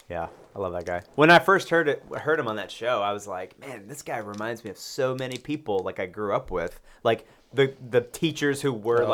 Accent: Loganville, Georgia, United States; moved away as an adult; also born or lived in Atlanta, Georgia; I was born in Atlanta. When I was six, we moved to Loganville, which is an hour east. It's like pretty much directly between Athens and Atlanta. And then when I went to college, I moved back to Atlanta and stayed there.

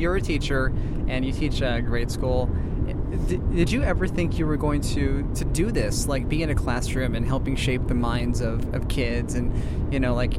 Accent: Phoenix, Arizona, United States; you and I grew up in Phoenix where it's so freaking hot.

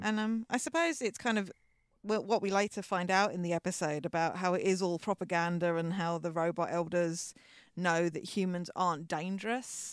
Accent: England, United Kingdom; We, as our accents may clue you in, we are English.

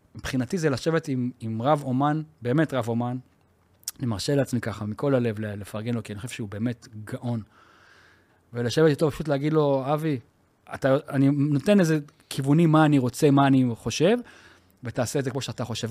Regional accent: Yavne, Central District, Israel; אנחנו גדלנו בשכונה צבאית.

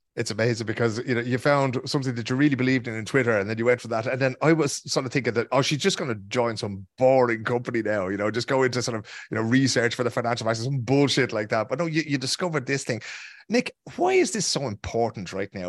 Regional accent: Ireland; Irish people like ourselves

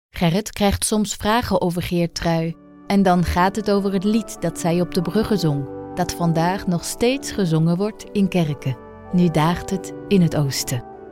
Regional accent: France; moved away; uit Frankrijk, het land waar ik ben opgegroeid

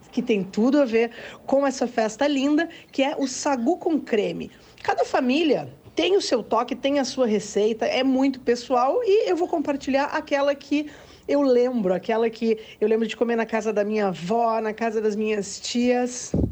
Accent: Caxias do Sul, Rio Grande do Sul, Brazil; moved away; also born or lived in São Marcos; Caxias do Sul, a minha cidade do coração. Nasci em São Marcos, mas ainda bebê, já fui para Caxias do Sul, onde eu tenho as minhas lembranças de infância, lembranças de adolescência. Meus pais moram em Caxias do Sul

